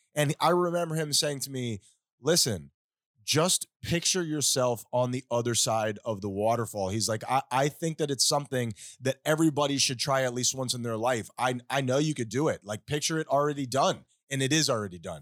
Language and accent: English; Miami, Florida, United States; we are famously from Miami